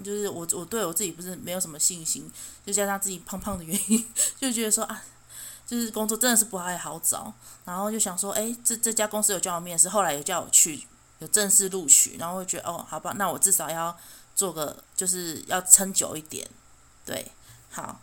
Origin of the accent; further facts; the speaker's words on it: Chiayi, Taiwan; also born or lived in Taitung; 因为我，我嘉义人嘛，我就觉得，哦，每，每次过年过节都要从台东风尘仆仆地坐火车绕了半个台湾，然后再回到嘉义，我就觉得好辛苦